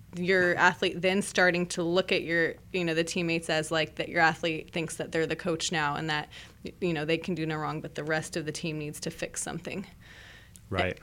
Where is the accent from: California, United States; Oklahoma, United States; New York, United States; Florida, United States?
California, United States; Merced; I grew up in Merced